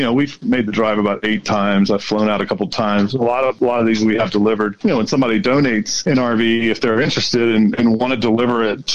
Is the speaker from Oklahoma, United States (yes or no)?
no; North Carolina, United States; now in Denver, United States; I grew up in North Carolina and my parents are still there, I've got 2 brothers there.